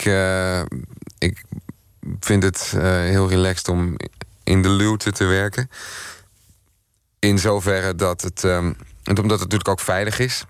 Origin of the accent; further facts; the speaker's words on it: Gouda, South Holland, Netherlands; moved away as an adult; also born or lived in Amsterdam / Rotterdam; Gouda, waar ik overigens ook vandaan kom